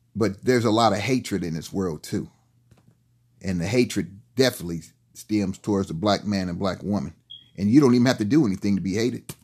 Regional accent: United States; we as American people, and especially we as black people

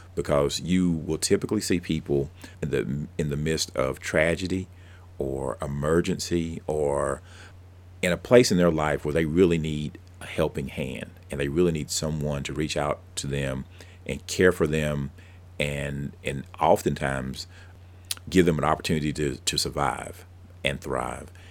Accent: Abbeville County, South Carolina, United States; I grew up down in Abbeville County

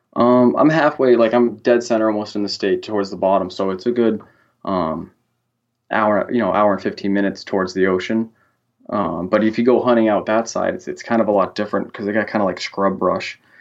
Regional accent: Central Massachusetts, United States

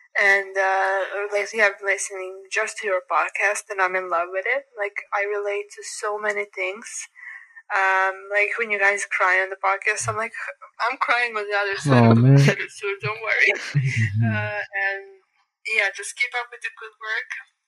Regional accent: Serbia; English is a second language; I'm from Serbia

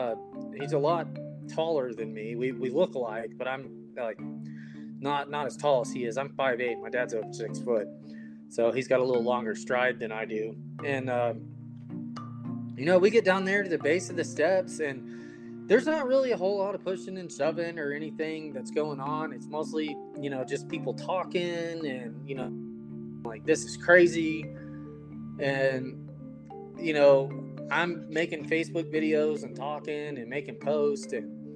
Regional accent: Phoenix, Arizona, United States; because we came from Phoenix, Arizona, to where it is freezing cold.

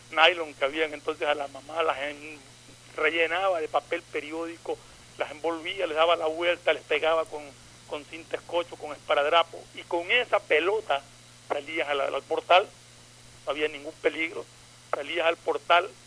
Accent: Manta, Manabí, Ecuador; now in Guayaquil, Ecuador; Nunca renegado de mi tierra natal, de Manta, la que adoro, pero Guayaquil me dio todo. Guayaquil es mi ciudad.

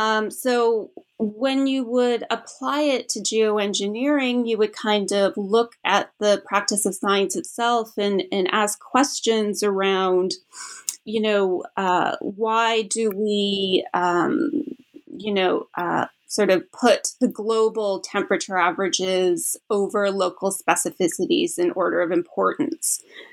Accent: Canada; because I'm originally from Canada.

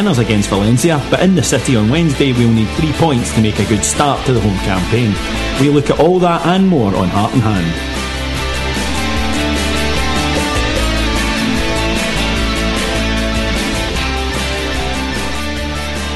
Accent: Kilwinning, Scotland, United Kingdom; I'm 32 years old, I come from Kilwinning

